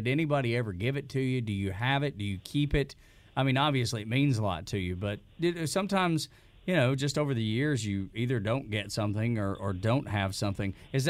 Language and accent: English; Northwest Georgia, United States; I'm from Northwest Georgia, and we met while I was in the military